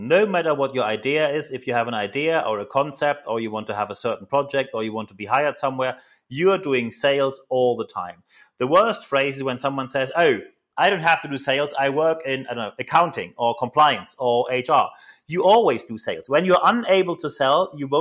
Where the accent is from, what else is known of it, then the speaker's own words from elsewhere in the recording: Germany; accent: German; English is a second language; moved away as an adult; now in United Kingdom; I'm just a German in the round here, but when I moved to the UK